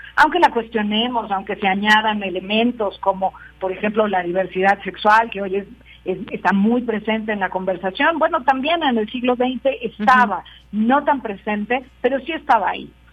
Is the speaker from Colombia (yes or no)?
no; Mexico; quiénes somos como país, como, como mexicanos, como latinoamericanos